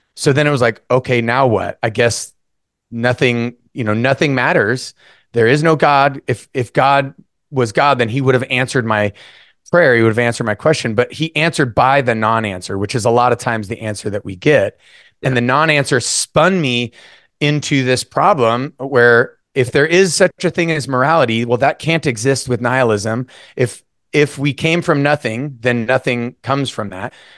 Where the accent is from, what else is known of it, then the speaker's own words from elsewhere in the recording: North Idaho, United States; I was born and raised in North Idaho